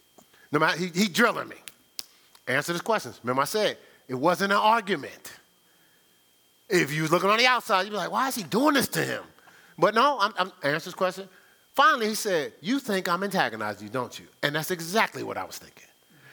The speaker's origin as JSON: {"language": "English", "town": "Newark", "region": "New Jersey", "country": "United States", "tie": "born or raised there", "said": "because I grew up in Newark, New Jersey."}